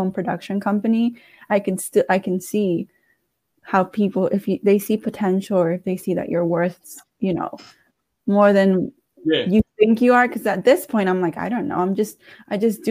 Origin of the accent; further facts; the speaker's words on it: Washington, District of Columbia, United States; I'm from D.C. I grew up in Petworth, so like the Northwest area